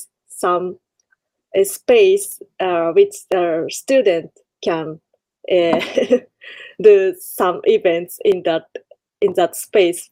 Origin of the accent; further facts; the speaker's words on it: Kure, Hiroshima, Japan; Kure, my hometown